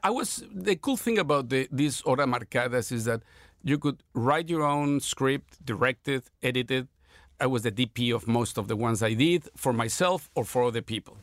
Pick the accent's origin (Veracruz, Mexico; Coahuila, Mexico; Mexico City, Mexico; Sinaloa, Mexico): Mexico City, Mexico; I was born in Mexico City in sixty-one